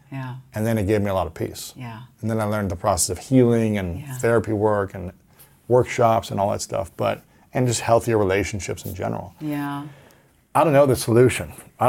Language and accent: English; Ohio, United States; especially as an athlete growing up in Ohio.